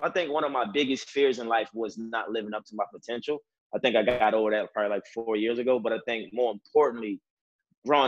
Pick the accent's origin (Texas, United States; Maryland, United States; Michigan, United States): Maryland, United States; Baltimore; I'm from Baltimore City. Baltimore City is a very, very tough and different neighborhood. A lot of challenges growing up emotionally and mentally